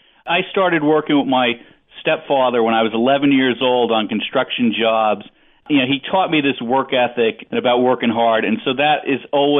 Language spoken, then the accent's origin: English; Northeast, United States; Obviously, I grew up in the Northeast and everything.